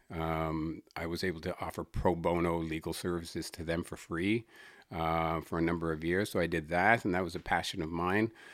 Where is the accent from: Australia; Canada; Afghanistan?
Canada; Sydney, Nova Scotia; growing up in Whitney Pier.